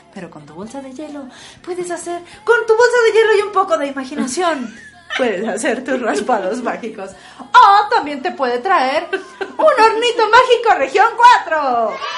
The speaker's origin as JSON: {"language": "Spanish", "town": "Torreón", "region": "Coahuila", "country": "Mexico", "tie": "born or raised there", "said": "en el pinche desierto de Torreón"}